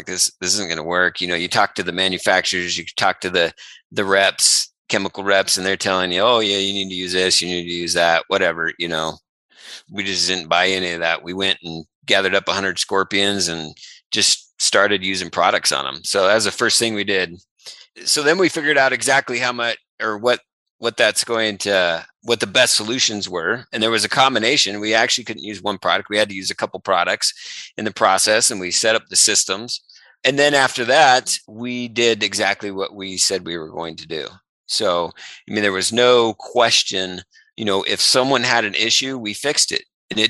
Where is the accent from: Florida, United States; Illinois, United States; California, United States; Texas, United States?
California, United States; number one, we came from California and we found out we had bark scorpions.